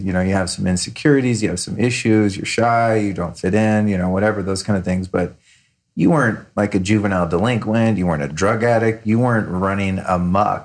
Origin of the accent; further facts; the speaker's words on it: California, United States; I grew up in California with my mom